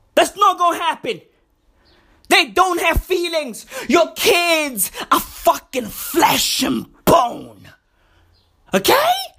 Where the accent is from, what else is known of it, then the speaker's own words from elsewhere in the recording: South Africa; I'm South African